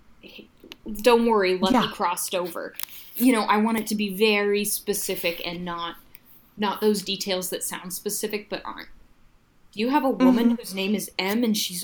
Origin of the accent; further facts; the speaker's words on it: Spokane, Washington, United States; I was born and raised in Spokane